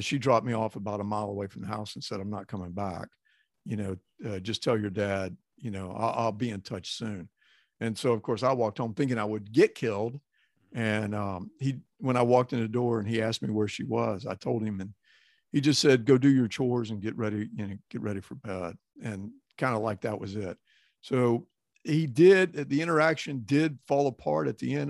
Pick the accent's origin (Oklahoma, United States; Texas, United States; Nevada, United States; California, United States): Texas, United States; Glen Rose; growing up in Texas